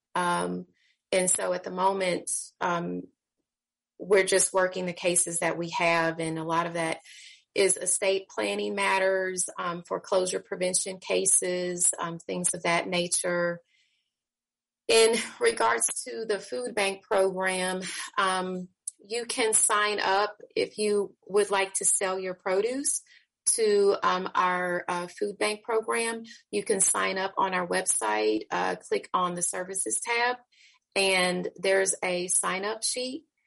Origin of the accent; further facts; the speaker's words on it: Kansas City, Missouri, United States; I'm again born and raised in Kansas City, Missouri.